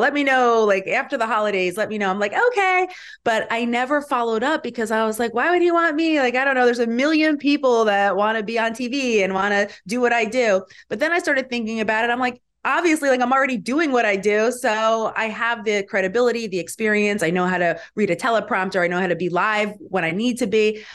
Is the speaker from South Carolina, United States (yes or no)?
no; Galloway Township, New Jersey, United States; also born or lived in Atlantic City; I was born in Atlantic City, lived there as a baby, and then pretty much for my whole life have lived in Galloway Township